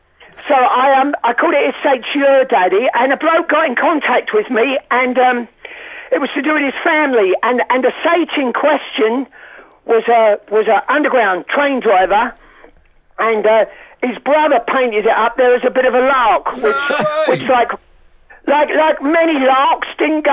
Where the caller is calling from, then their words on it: New York, United States; Yeah, I'm speaking from New York, where I live